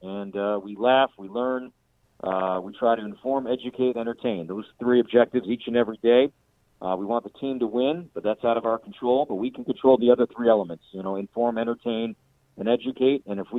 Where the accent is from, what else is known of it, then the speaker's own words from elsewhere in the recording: Chicago, Illinois, United States; now in Minnesota, United States; I grew up in the Chicagoland area